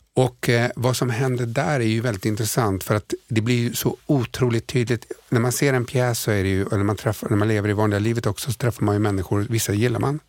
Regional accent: Sweden; vi kommer från Sverige

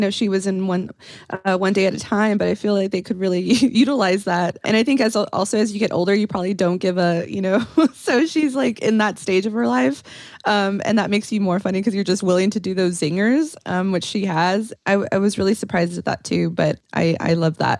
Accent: Texas, United States; I'm from Texas

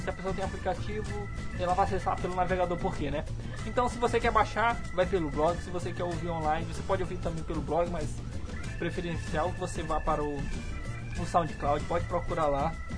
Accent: Paço do Lumiar, Maranhão, Brazil; also born or lived in São Luís; nós somos de São Luís, cara somos São Luís, somos, pra falar a verdade, somos de Pato

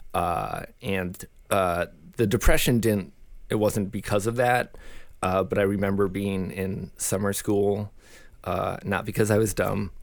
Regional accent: Saint Paul, Minnesota, United States; born and raised in Saint Paul, Minnesota

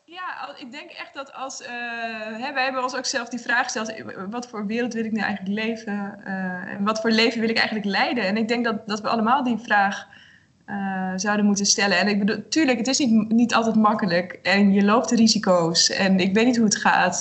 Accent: Netherlands; ik kom uit Nederland

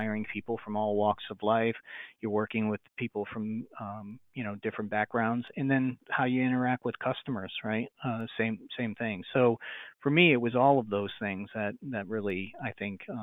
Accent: Rhode Island, United States; moved away; I grew up in Rhode Island

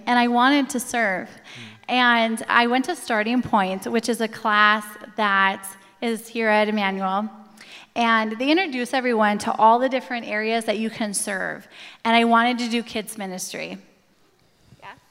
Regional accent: Coon Rapids, Minnesota, United States; I grew up in Coon Rapids.

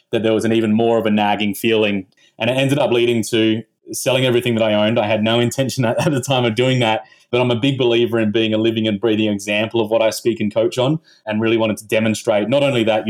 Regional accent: Australia; I'm from Australia originally

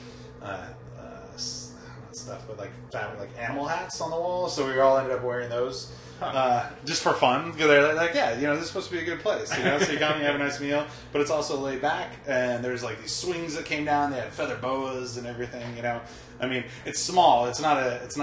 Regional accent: United States; as an American

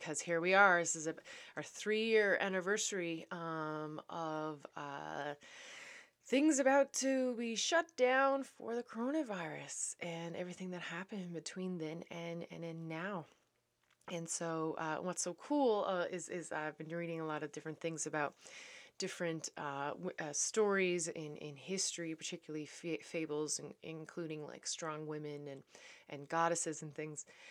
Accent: Newfoundland and Labrador, Canada; also born or lived in Netherlands; now in Saint Andrews, Canada; I am a Newfoundlander and Canadian coming to you from New Brunswick.

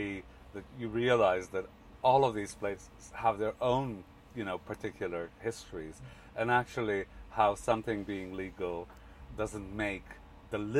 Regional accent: Canada; my own experience growing up in Canada

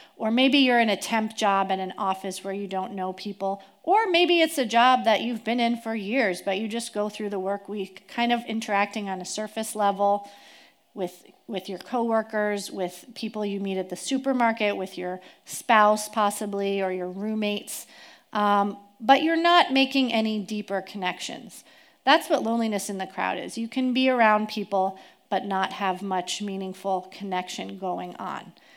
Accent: East Coast, United States; moved away as an adult; now in Tri-Cities, United States; I grew up on the East Coast

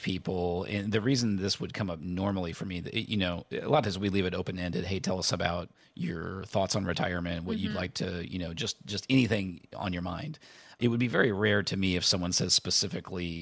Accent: Indiana, United States; I grew up in Indiana

